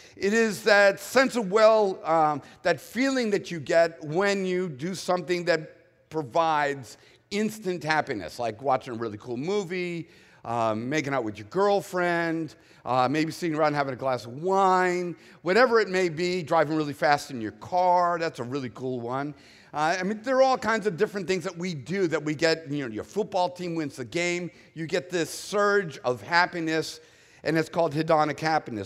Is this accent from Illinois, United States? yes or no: no; Boston, Massachusetts, United States; born and raised in the Northeast where it's always gray, dark, and cold